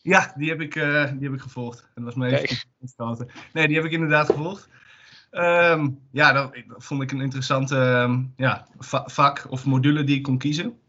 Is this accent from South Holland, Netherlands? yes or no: no; Zwolle, Overijssel, Netherlands; ik kom uit Zwolle